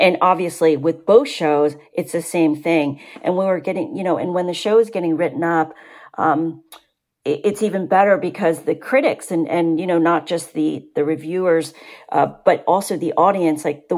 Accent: Vietnam; English is a second language; now in United States; My mother came to this country. When we came from Vietnam, my mother, you know, we spoke French and Vietnamese. We did not speak English.

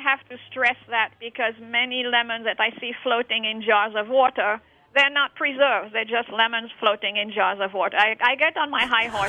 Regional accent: Morocco; moved away; my life in Morocco, growing up in Morocco

